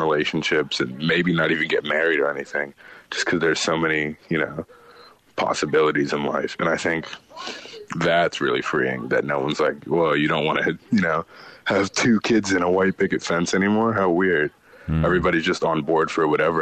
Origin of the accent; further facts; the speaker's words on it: United States; growing up in America